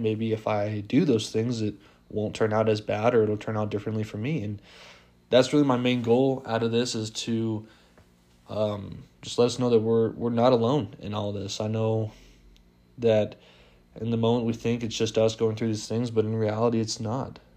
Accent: Las Vegas, Nevada, United States; I am from Las Vegas

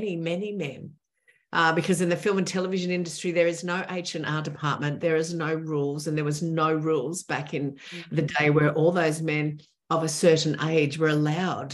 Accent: Australia; I'm the Australian television makeup artist who helped put Rolf Harris in jail.

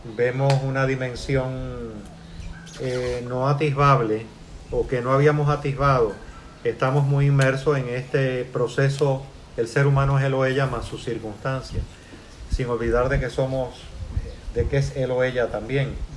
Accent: Puerto Rico; also born or lived in Cuba; me siento ya parte integral de Puerto Rico. Salí de Cuba

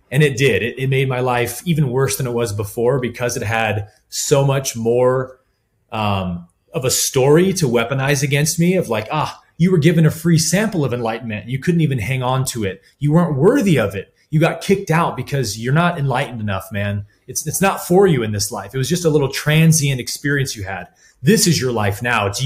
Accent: Colorado, United States; also born or lived in California; uh, I grew up in Colorado for four years of my life and always kind of knew I wanted to go back there at some point.

